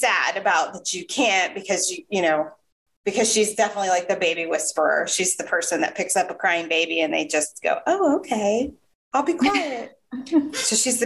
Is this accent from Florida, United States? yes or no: yes; Jacksonville, Florida, United States; also born or lived in Northern Virginia; I am from Florida. I'm from Jacksonville